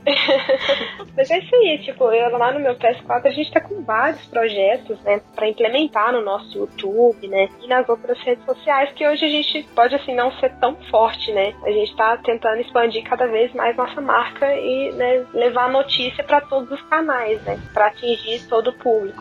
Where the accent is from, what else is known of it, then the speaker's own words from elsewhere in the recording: Uberaba, Minas Gerais, Brazil; moved away as an adult; also born or lived in Goiás; lá na minha terra, ostentar meu PlayStation. Cheguei, em Uberaba